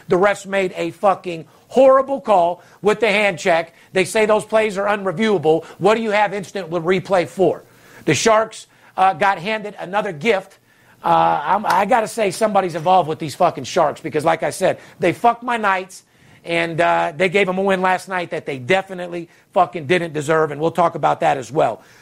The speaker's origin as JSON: {"language": "English", "town": "Las Vegas", "region": "Nevada", "country": "United States", "tie": "born or raised there", "said": "I'm the only guy, third generation, born and raised in Las Vegas"}